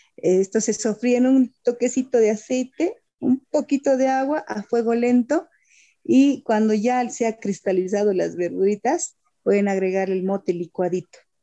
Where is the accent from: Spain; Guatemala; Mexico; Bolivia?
Bolivia